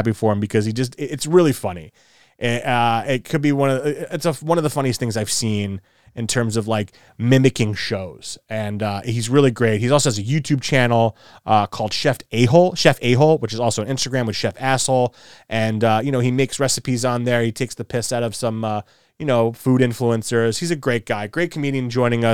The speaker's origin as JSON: {"language": "English", "region": "East Coast", "country": "United States", "tie": "born or raised there", "said": "growing up on the East Coast"}